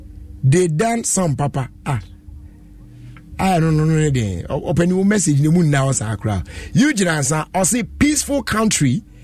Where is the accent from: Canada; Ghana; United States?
Ghana; I say, oh my goodness, it makes me so proud to be a Ghanaian.